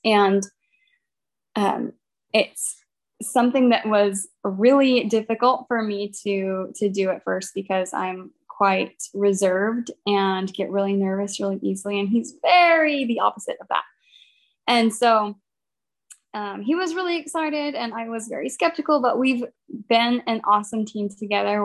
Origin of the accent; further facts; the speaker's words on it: Baton Rouge, Louisiana, United States; we're from Baton Rouge